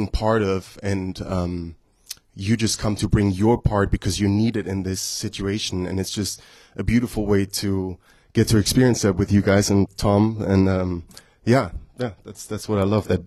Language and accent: English; Germany; now in United States; I'm from Germany